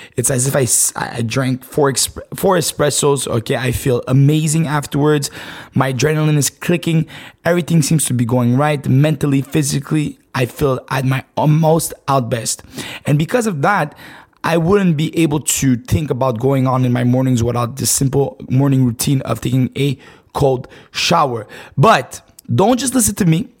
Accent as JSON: {"language": "English", "town": "Montreal", "region": "Quebec", "country": "Canada", "said": "I'm from Canada, right? Montreal, Canada"}